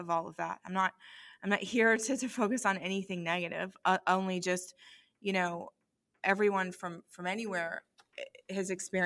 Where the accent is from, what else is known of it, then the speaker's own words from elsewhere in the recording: United States; as an American